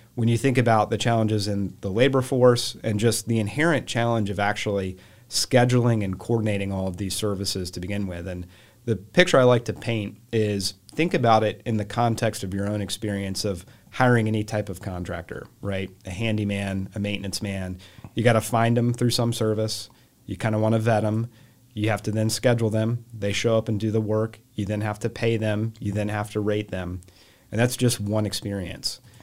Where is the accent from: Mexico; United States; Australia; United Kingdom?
United States; Charlotte, North Carolina; So, um, I grew up here in Charlotte